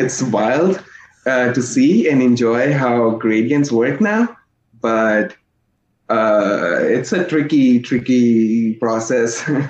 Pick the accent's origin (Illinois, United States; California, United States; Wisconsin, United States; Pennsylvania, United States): Wisconsin, United States; now in New York, United States; Because I was from Wisconsin and over there people were like super chill, super nice, they were considerate. And New York was very different.